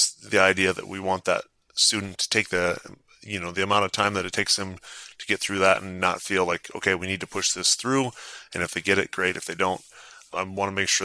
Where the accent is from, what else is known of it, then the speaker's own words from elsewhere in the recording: South Dakota, United States; growing up in South Dakota